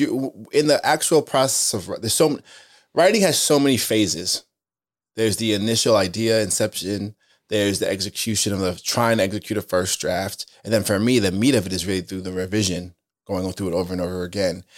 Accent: Spring Valley, New York, United States; also born or lived in Queens, New York; I'm from a place called Spring Valley, Rockland County. I was born in Queens

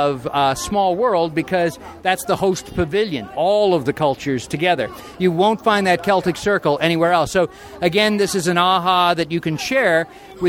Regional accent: California, United States; I'm a California boy. I grew up in California going to Disneyland

